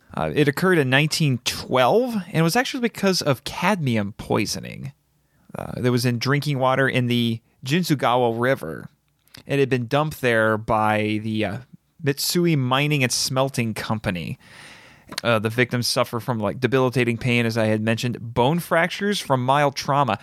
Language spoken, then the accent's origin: English; Indiana, United States; growing up in Indiana all my life, not nearby any huge cities